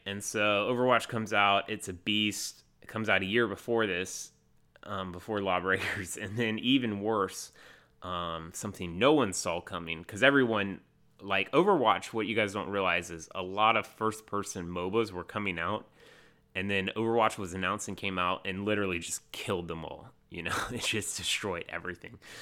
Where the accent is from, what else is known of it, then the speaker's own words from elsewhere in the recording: North Carolina, United States; I'm from North Carolina